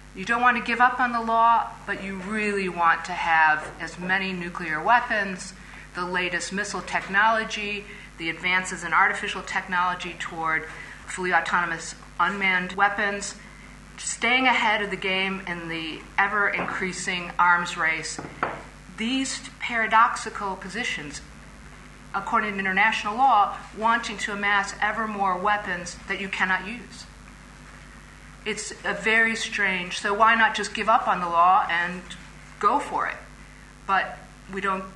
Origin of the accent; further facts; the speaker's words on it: Indiana, United States; my home state of Indiana